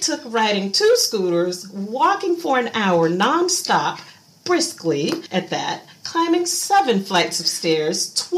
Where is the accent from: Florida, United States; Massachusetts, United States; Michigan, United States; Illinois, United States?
Florida, United States; Miami; moved away as an adult; now in Shanghai, China; I'm from Florida. Miami.